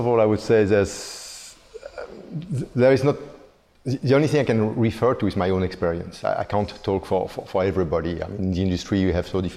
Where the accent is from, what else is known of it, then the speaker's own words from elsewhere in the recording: Belgium; moved away as an adult; now in Singapore; I'm originally from Belgium. I've been living in Singapore for the past 20 years.